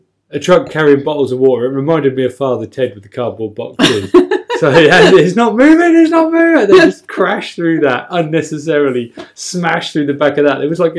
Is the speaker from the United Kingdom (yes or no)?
yes; United Kingdom; as a Brit